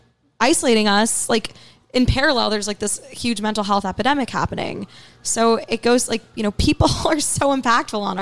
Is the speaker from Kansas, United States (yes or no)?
no; New York City, New York, United States; also born or lived in Riverdale, Bronx; I grew up on the Upper East Side. And then when I was in high school, my family moved to Riverdale, which is in the Bronx